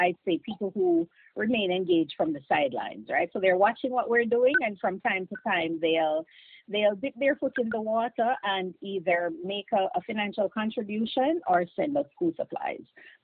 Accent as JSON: {"language": "English", "region": "Clarendon Parish", "country": "Jamaica", "tie": "born or raised there", "moved": "as an adult", "lives_now": "United States", "said": "I'm from Clarendon, went to Glenmuir High School"}